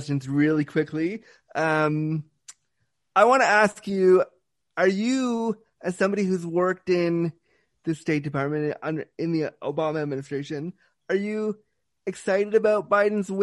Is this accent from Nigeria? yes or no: no; Toronto, Ontario, Canada; also born or lived in Laguna, California, United States; I grew up in Toronto.